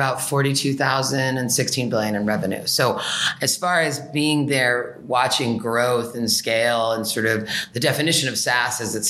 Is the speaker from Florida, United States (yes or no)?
no; Berkeley, California, United States; I grew up in Berkeley